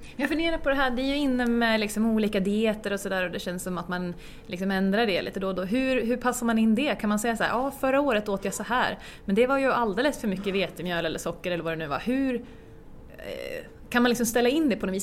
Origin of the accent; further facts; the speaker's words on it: Björk, Sweden; uppväxt i en by som heter ja, bysocken i en ännu mindre by som heter Björk